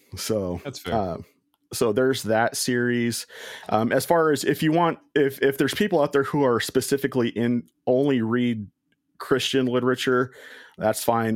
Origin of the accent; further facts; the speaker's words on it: Washington, United States; I'm from Washington State